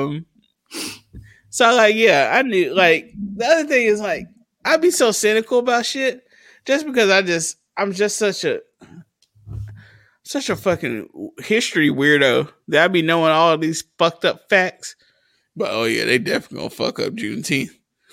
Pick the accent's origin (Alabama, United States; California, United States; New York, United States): Alabama, United States; New Market; accent: southern; also born or lived in Port Gibson, Mississippi; My parents are from Port Gibson, Mississippi, and I grew up in New Market, Alabama